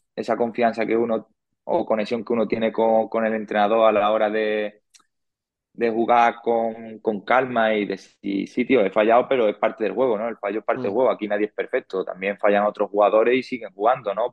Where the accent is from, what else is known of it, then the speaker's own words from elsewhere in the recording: Murcia, Region of Murcia, Spain; moved away as an adult; now in Valdepeñas, Spain; para mí Murcia ha sido mi casa, ha sido, bueno, es, a día de hoy en mi casa, es donde yo me he criado